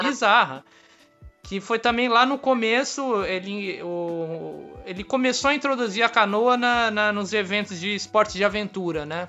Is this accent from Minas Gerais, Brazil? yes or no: no; Santos, São Paulo, Brazil; eu sou de Santos